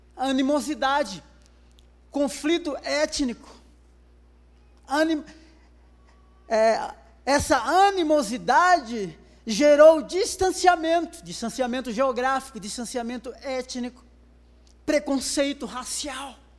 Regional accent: Brazil; E ele percebeu o meu sotaque e perguntou de onde eu era. Eu falei que sou brasileiro

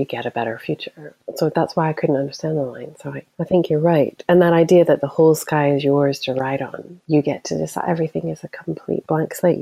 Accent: United States; moved away as an adult; now in Scotland, United Kingdom; As an American

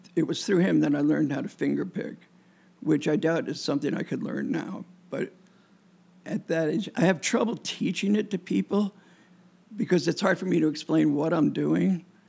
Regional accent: Newark, New Jersey, United States; moved away as an adult; also born or lived in New York / Poconos, Pennsylvania; born in Newark, New Jersey, and then I spent a lot of time in New York and in the Poconos

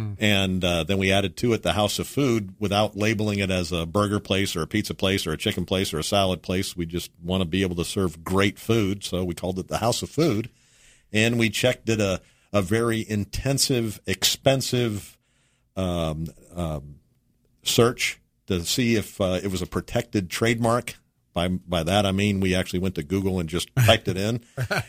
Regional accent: Texas, United States; also born or lived in Japan; We came back from Japan and then settled into Texas. Dad was a flight instructor at Big Spring, and then... from there, San Antonio. So I grew up in Texas

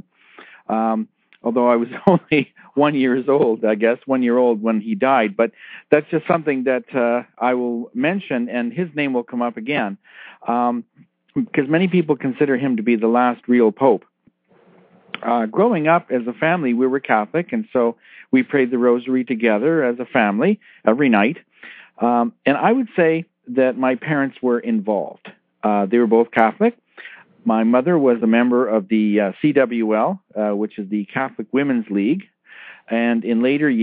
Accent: Toronto, Ontario, Canada; I'm originally from Toronto in Canada, and we were one of the first churches in the Toronto area to move the altar

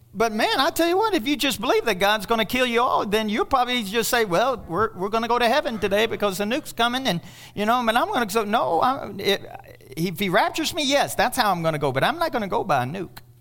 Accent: Kentucky, United States; I'm from Kentucky

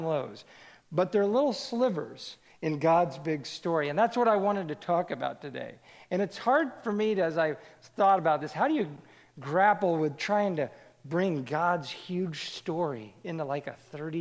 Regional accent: Kansas City, United States; I grew up in Kansas City, the youngest of three boys

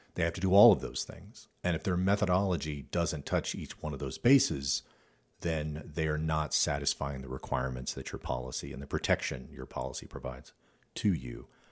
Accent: Midwest, United States; moved away; I grew up in the Midwest

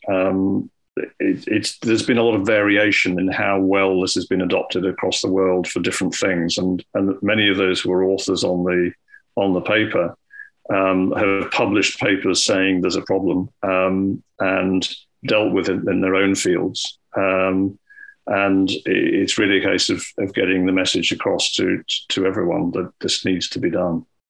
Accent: Scotland, United Kingdom; when I was growing up in Scotland

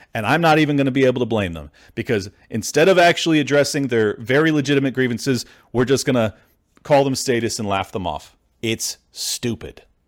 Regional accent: San Diego, California, United States; I'm a California born and raised native for thirty-five plus years

